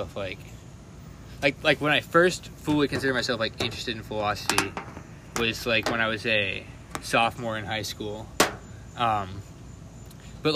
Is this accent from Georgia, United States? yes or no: yes; Atlanta, Georgia, United States; I'm from Atlanta, Georgia